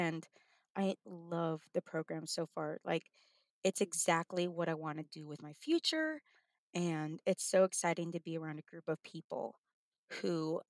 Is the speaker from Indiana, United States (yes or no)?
no; El Paso, Texas, United States; moved away as an adult; now in Oklahoma, United States; So I'm from El Paso, Texas, and went to school at Texas State University.